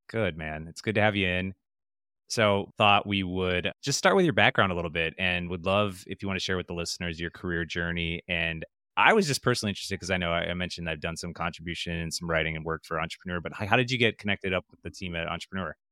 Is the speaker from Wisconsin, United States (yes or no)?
yes; Wisconsin, United States; I'm from Wisconsin